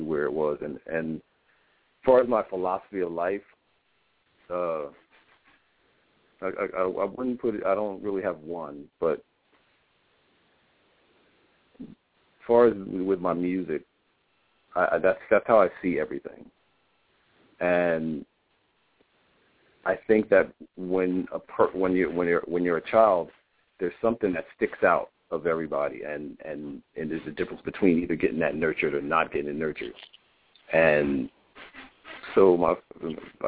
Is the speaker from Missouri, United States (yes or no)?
no; New Brunswick, New Jersey, United States; I was born in New Brunswick, New Jersey. I was raised by foster grandparents